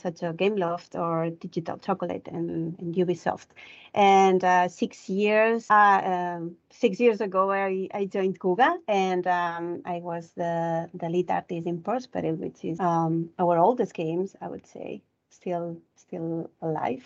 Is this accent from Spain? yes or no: yes; Barcelona, Catalonia, Spain; moved away; I'm originally from Barcelona